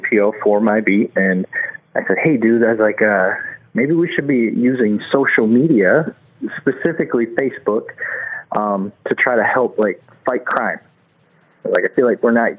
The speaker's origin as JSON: {"language": "English", "town": "Flint", "region": "Michigan", "country": "United States", "tie": "born or raised there", "said": "as a kid growing up in Flint"}